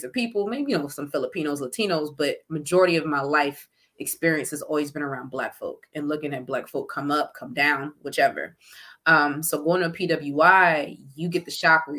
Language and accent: English; Temple Hills, Maryland, United States; I'm originally from Prince George's County, Maryland.